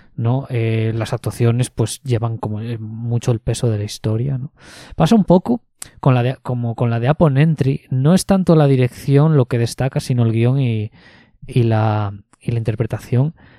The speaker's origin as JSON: {"language": "Spanish", "town": "Ponferrada", "region": "Castile and León", "country": "Spain", "tie": "born or raised there", "moved": "yes", "said": "mi ciudad de origen, en Ponferrada"}